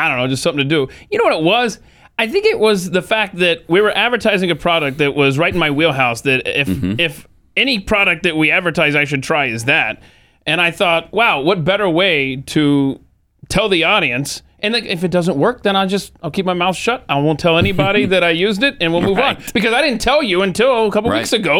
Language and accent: English; Marietta, Georgia, United States; my hometown of Marietta, Georgia